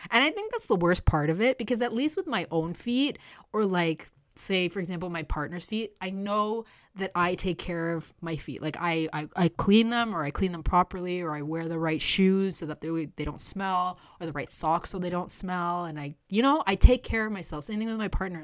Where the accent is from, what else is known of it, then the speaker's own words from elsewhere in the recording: Canada; I was born here in Canada, but my parents are Latin American